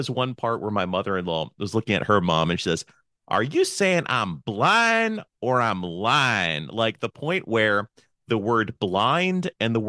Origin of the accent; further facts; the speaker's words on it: Pennsylvania, United States; moved away; I was born in Pennsylvania.